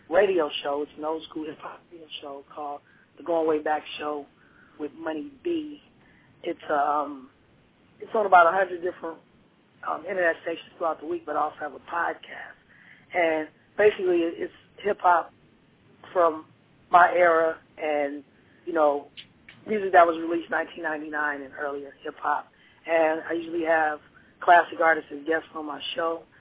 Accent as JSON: {"language": "English", "town": "Philadelphia", "region": "Pennsylvania", "country": "United States", "moved": "yes", "said": "I'm originally from Philadelphia, and that's where all my family is."}